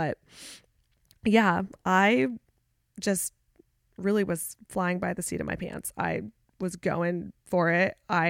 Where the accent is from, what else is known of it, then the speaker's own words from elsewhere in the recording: California, United States; now in Charlotte, United States; I'm originally from the Bay Area and I moved around California a lot as a kid, but I spent most of my like K through 12 years in the East Bay of San Francisco between Oakdale, Antioch, and San Ramon.